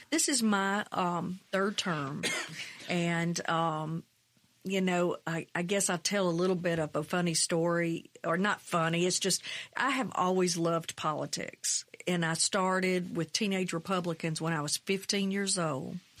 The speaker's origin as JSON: {"language": "English", "town": "McComb", "region": "Mississippi", "country": "United States", "tie": "born or raised there", "also_born_or_lived": "Brookhaven, Mississippi", "said": "That's where I grew up. I grew up in Macomb, twenty miles south"}